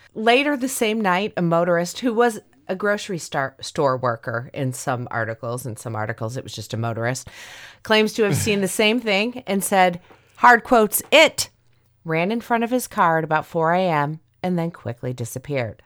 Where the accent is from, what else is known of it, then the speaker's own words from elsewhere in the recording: Indiana, United States; Indiana I'm way down there